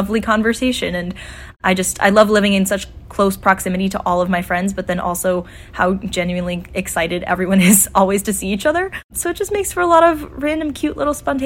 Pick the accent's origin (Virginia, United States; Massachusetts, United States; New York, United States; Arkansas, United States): New York, United States; Buffalo; I'm also a senior from Buffalo, New York